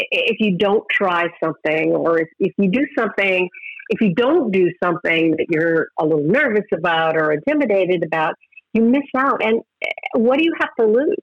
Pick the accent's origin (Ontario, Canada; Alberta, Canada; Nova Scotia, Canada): Alberta, Canada; Edmonton; moved away; also born or lived in London / Los Angeles; I went back to my hometown of Edmonton